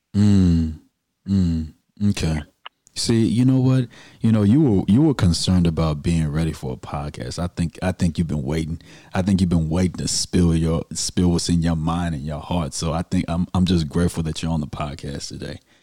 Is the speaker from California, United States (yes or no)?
no; Houston, Texas, United States; I'm from the Southwest and I went to Booker T. Washington. We the real Eagles in Houston, Texas.